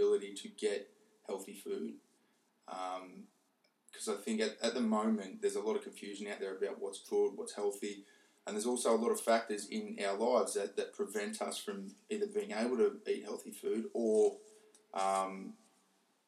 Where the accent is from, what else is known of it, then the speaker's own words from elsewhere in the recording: Dudley, New South Wales, Australia; Grew up in Dudley